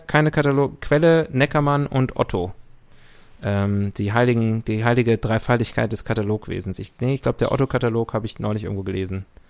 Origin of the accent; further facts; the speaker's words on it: Rhineland, Germany; Für mich als Rheinländer